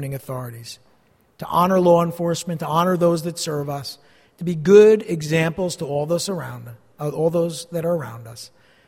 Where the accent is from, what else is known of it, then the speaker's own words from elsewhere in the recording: East Rutherford, New Jersey, United States; also born or lived in Montclair, New Jersey; I grew up here in East Rutherford, not far from here, a couple miles away